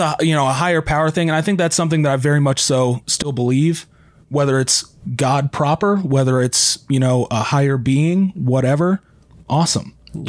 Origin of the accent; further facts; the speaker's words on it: Texas, United States; growing up in Texas, I have a very complicated background with religion.